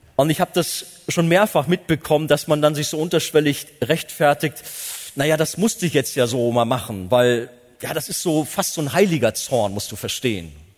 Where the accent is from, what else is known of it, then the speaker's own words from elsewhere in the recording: Germany; als Deutsche